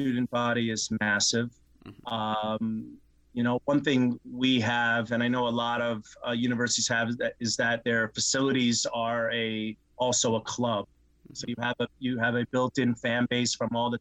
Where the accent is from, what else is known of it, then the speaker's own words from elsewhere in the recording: New York, United States; moved away; growing up in New York, what changed my life was going to the Columbia matches when I was a kid